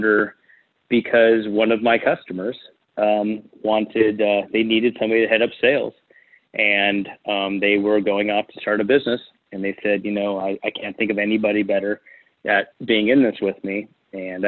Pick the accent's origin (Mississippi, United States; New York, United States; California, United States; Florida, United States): California, United States; Huntington Beach; moved away as an adult; also born or lived in San Francisco, California; now in Phoenix, United States; I'm from Orange County, California, Huntington Beach.